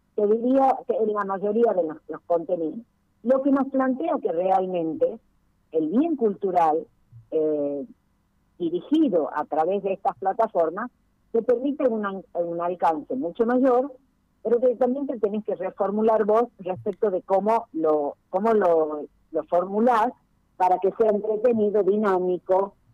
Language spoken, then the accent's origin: Spanish; Tucumán, Argentina; Nosotros como tucumanos